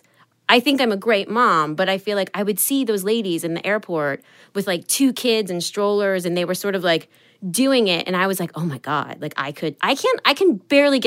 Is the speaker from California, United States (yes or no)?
no; Hawaii, United States; moved away; I'm from Hawaii